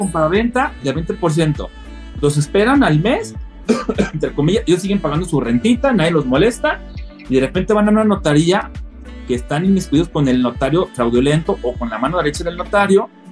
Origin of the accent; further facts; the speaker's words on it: northern Mexico, Mexico; now in Guadalajara, Mexico; como buen norteño nacional